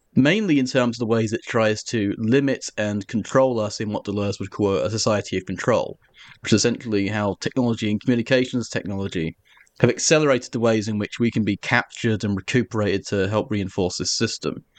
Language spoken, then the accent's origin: English; Essex, East of England, United Kingdom; I'm from Essex, and my, I'm, my people are historically of the Cockney diaspora.